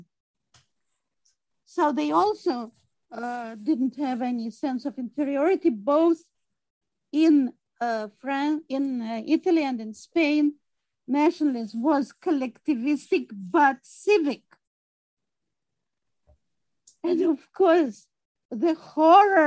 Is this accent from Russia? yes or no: yes; Russia; moved away as an adult; now in United States; I was born in Russia. I grew up in Russia